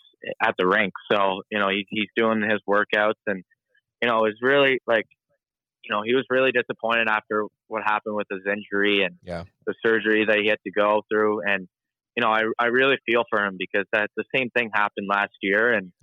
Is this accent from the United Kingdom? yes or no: no; Sydney, New South Wales, Australia; born there; Yeah, well, I mean, like I was born in Sydney, Australia, and, I don't remember anything at all.